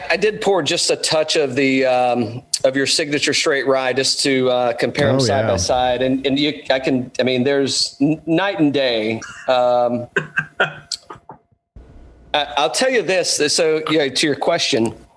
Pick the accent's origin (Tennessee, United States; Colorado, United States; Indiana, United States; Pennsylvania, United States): Tennessee, United States; East; now in Atlanta, United States; originally I'm from East Tennessee